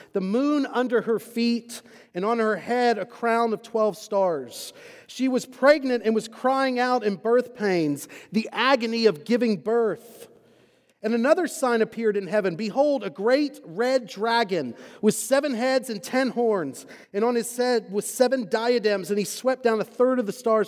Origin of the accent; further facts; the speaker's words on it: Texas, United States; moved away as an adult; also born or lived in Scotland / Waco, Texas; now in Louisville, United States; I have grown up and born and raised in Texas up until about a year or so ago. And I am both from Texas and I am a Texan